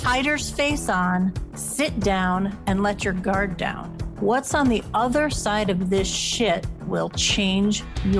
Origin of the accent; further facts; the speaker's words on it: Ohio, United States; my home state of Ohio